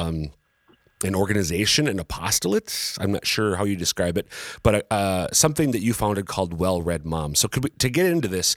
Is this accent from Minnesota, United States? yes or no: yes; Crosby, Minnesota, United States; now in Sioux Falls, United States; Crosby, Minnesota, which happens to be my hometown.